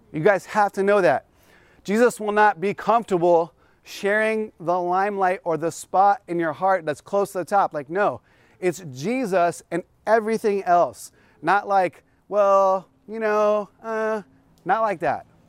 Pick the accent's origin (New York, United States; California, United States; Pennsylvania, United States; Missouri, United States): California, United States; South Bay, Los Angeles County; I come from the South Bay, which is, um, South L A County